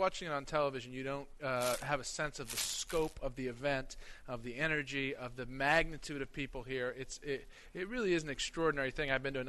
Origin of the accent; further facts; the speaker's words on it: Boston, Massachusetts, United States; I'm from Boston, and it's not a traditional NASCAR region